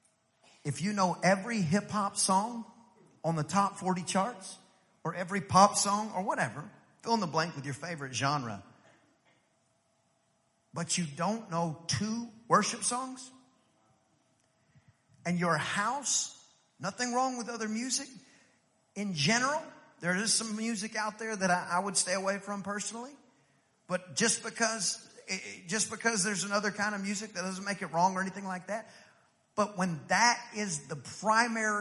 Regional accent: East Texas, United States; I'm from East Texas. In East Texas, we ate meat and potatoes

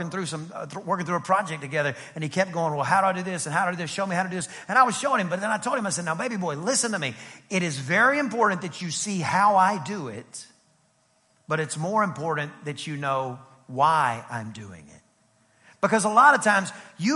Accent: East Texas, United States; I'm from East Texas and Greek and Hebrew is not taught where I'm from.

